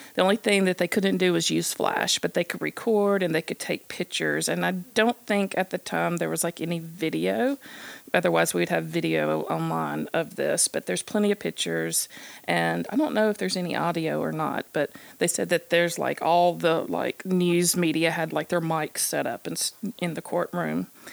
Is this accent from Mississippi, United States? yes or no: yes; Columbus, Mississippi, United States; moved away; also born or lived in Starkville, Mississippi; my hometown of Columbus, Mississippi